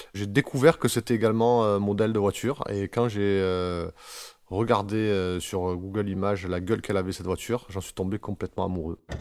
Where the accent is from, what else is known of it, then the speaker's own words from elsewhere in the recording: Marseille, Provence-Alpes-Côte d'Azur, France; On vient pour la plupart de Marseille